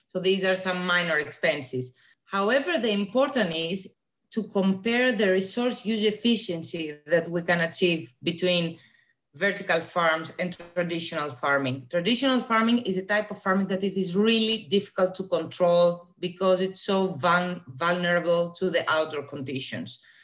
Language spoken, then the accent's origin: English; Greece; moved away as an adult; now in Denmark; I am originally coming from Greece, but I live in Denmark for the last three years to do my PhD studies